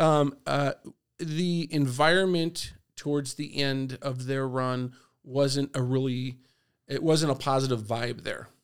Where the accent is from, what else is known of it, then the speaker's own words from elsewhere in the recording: La Mesa, California, United States; I grew up in La Mesa. I went to La Mesa Dale, La Mesa Middle, and Helix